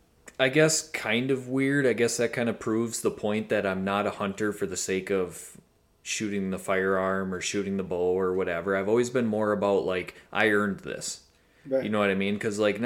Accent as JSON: {"language": "English", "region": "Wisconsin", "country": "United States", "tie": "born or raised there", "said": "I grew up in Wisconsin"}